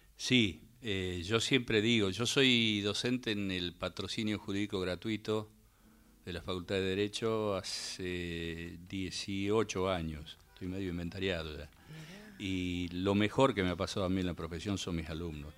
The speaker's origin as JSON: {"language": "Spanish", "town": "San Miguel de Tucumán", "region": "Tucumán", "country": "Argentina", "tie": "born or raised there", "moved": "yes", "said": "una cuadra de donde yo nací, donde yo me, crié, en el barrio de la uh, Ciudadela, en Tucumán"}